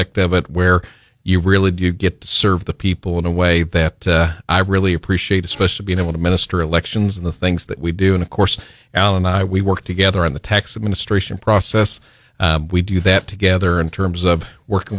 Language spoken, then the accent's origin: English; Branson, Missouri, United States; Growing up in Branson as a kid